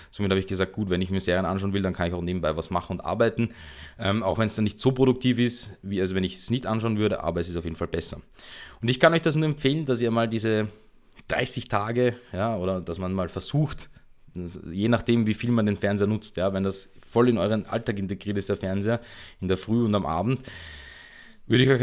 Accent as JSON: {"language": "German", "country": "Austria", "said": "bei uns in Österreich nennt sich das dann Teenager werden Mütter"}